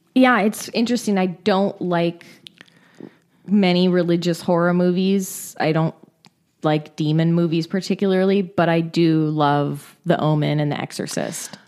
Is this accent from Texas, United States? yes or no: no; California, United States; I'm from California.